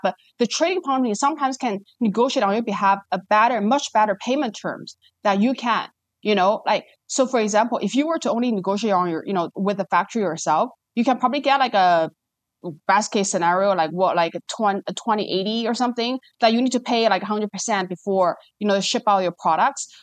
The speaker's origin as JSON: {"language": "English", "country": "China", "tie": "born or raised there", "moved": "as an adult", "lives_now": "Singapore", "said": "I was born and raised in China, spent, like, twenty years there."}